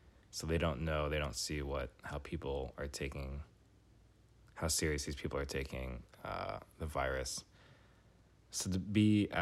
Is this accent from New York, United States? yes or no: yes; New York City, New York, United States; moved away as an adult; now in Washington, D.C., United States; I grew up in New York City. I moved to D.C. after